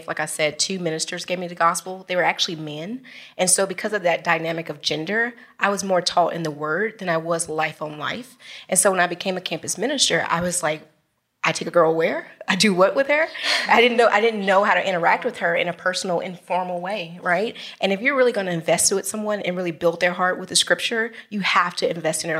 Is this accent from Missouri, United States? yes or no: no; Oxford, Mississippi, United States; moved away; I'm originally from Oxford, Mississippi.